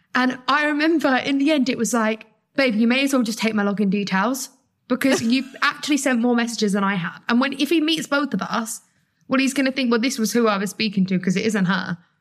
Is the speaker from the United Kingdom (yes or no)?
yes; United Kingdom; as a British girl